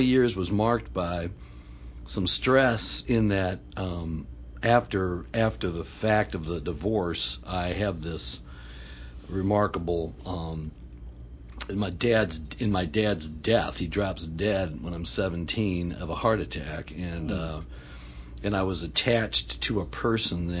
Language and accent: English; Alexandria, Virginia, United States; I grew up in Northern Virginia.